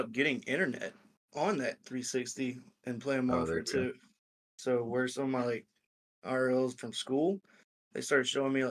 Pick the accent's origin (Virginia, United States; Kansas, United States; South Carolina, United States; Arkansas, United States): South Carolina, United States; Clemson; they go by … on the online world. I am from Clemson, South Carolina